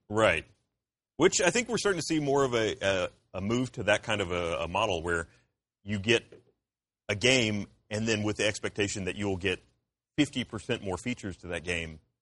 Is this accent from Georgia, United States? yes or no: yes; Columbus, Georgia, United States; moved away; I'm from Columbus, Georgia originally.